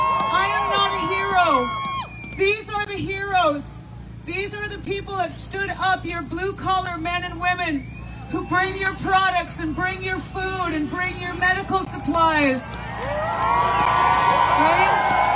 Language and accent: English; Canada; We are all Canadian citizens, and I have never been more proud to be a Canadian than I am right now.